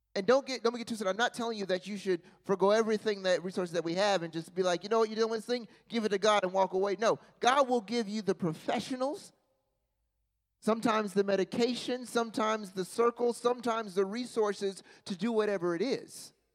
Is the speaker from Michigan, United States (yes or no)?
no; Charlotte, North Carolina, United States; I'm from Charlotte